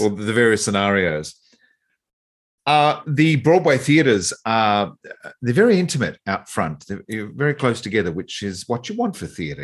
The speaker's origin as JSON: {"language": "English", "region": "East Coast of Australia", "country": "Australia", "said": "I'm from the East Coast"}